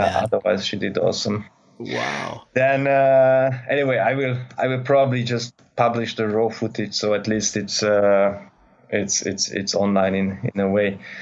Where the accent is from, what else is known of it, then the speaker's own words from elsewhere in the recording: Budapest, Hungary; I come from Hungary, Budapest, so quite flatland country